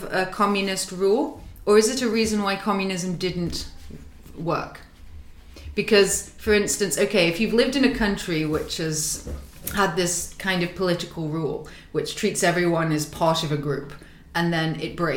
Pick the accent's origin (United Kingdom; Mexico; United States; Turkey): United Kingdom; now in Russia; I'm British